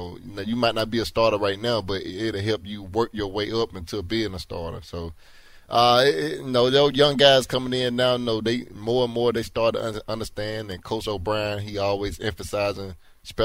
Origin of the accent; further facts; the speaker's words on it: Alabama, United States; now in Houston, United States; I'm from Alabama, so I'm used to the heat